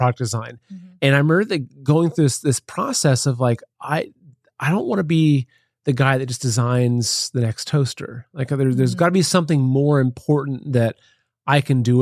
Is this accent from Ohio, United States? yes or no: yes; Plain City, Ohio, United States; moved away as an adult; also born or lived in New York City; now in Ohio, United States; I grew up in Ohio, countryside of Ohio. It was a little town called Plain City.